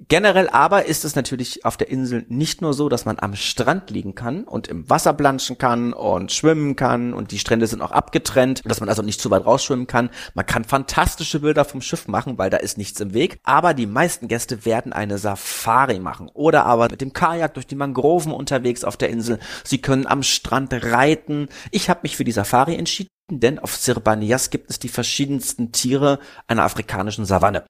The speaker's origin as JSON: {"language": "German", "region": "Berlin", "country": "Germany", "said": "Ich als Berliner"}